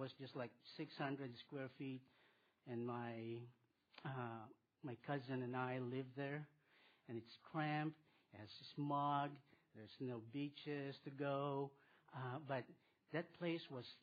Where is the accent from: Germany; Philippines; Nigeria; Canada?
Philippines; moved away; I was born in the Philippines, and I'll tell you about my world when I was a little boy. I grew up there